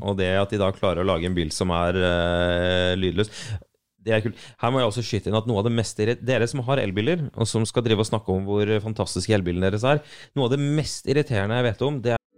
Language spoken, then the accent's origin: Norwegian; Arendal, Agder, Norway; jeg er fra Arendal